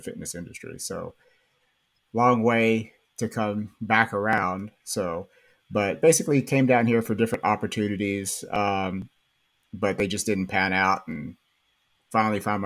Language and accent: English; Baird, Texas, United States; moved away as an adult; also born or lived in Lubbock, Texas; now in Spring, United States; I originally am from West Texas. So I grew up, I'm from Baird, Texas